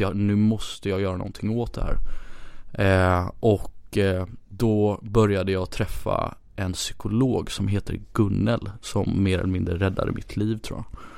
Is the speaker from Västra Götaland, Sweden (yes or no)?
yes; Gothenburg, Västra Götaland, Sweden; moved away as an adult; also born or lived in Ghana / India; now in Stockholm, Sweden; jag är uppvuxen i, i Göteborg